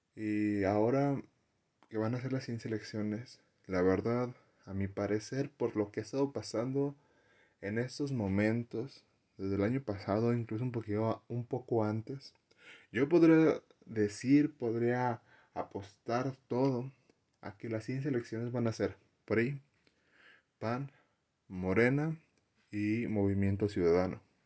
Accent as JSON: {"language": "Spanish", "town": "Saltillo", "region": "Coahuila", "country": "Mexico", "said": "En el lugar donde yo vengo, Saltillo"}